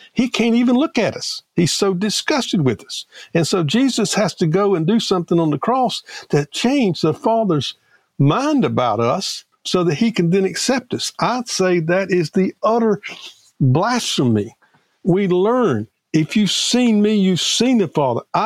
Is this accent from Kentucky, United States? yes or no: no; Prentiss, Mississippi, United States; I grew up in Prentice, Mississippi. That's not only in Mississippi, that's in South Mississippi